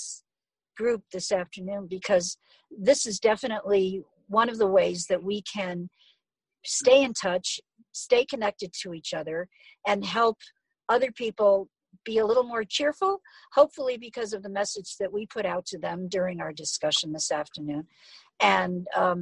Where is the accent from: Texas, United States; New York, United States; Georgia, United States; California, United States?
New York, United States; now in Phoenix, United States; I'm from New York, so I check in frequently with friends and neighbors in New York